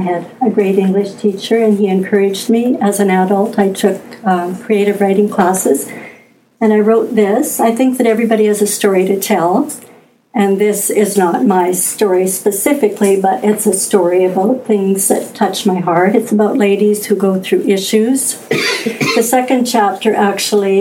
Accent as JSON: {"language": "English", "town": "Bluebell", "region": "Saskatchewan", "country": "Canada", "tie": "born or raised there", "said": "I grew up here in Bluebell, Saskatchewan"}